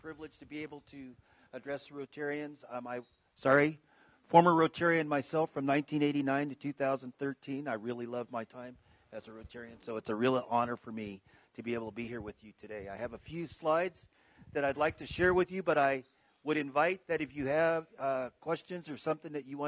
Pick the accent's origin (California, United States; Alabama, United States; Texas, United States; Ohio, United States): California, United States; Fresno; moved away as an adult; also born or lived in Foster City, California; now in Las Vegas, United States; in my hometown of Fresno, California, I became a firefighter in 1978